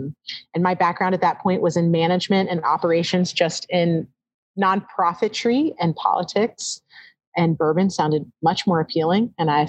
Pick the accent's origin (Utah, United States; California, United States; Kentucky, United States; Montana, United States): Kentucky, United States; Louisville; moved away as an adult; also born or lived in Wisconsin / Portland / New York; now in Newport, United States; literally was born and raised in Louisville.